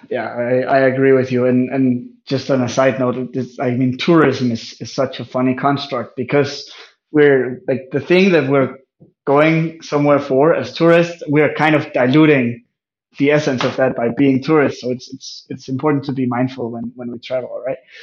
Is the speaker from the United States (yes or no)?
no; just outside Aarhus, Central Denmark Region, Denmark; I was born in 1990 in Denmark, uh, just outside of the second largest city called Aarhus